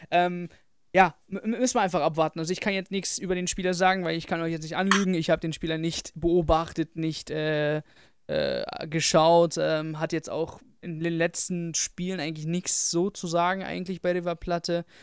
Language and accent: German; Frankfurt, Hesse, Germany; 10 fände ich noch in Ordnung, aber drüber würde ich jetzt als Frankfurter auch nicht mitgehen.